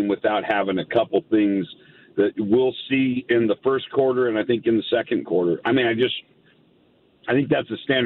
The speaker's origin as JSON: {"language": "English", "region": "Colorado", "country": "United States", "tie": "born or raised there", "moved": "yes", "said": "I grew up in Colorado"}